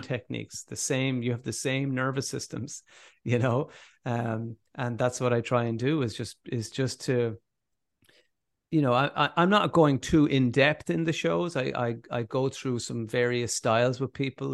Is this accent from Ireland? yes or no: yes; Ireland; as Irish people